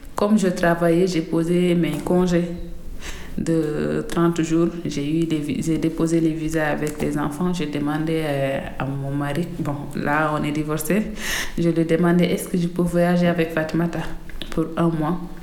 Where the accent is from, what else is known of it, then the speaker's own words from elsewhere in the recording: Mauritania; moved away as an adult; now in France; je suis mauritanienne